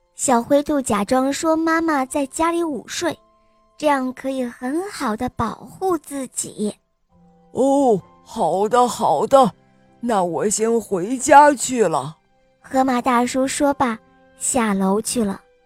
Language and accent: Chinese; Harbin, Heilongjiang, China; 我今天来自哈尔滨